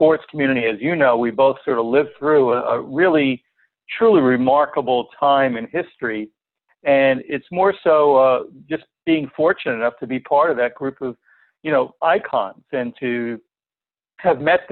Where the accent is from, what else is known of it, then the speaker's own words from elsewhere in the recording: East Coast, United States; growing up on the East Coast